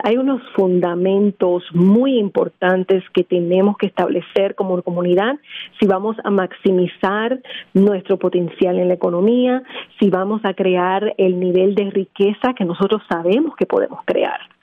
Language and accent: Spanish; Puerto Rico; now in Philadelphia, United States; Originalmente de Puerto Rico.